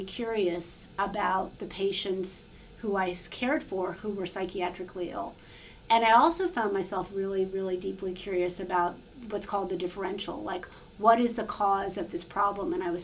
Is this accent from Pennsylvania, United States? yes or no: no; New York City, New York, United States; moved away as an adult; now in Charlottesville, Virginia, United States; I actually am a public school kid, so I grew up in New York City